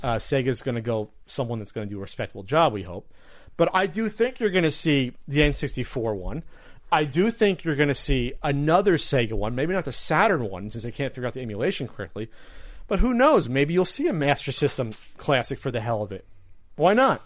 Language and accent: English; New Jersey, United States; I'm really from Jersey.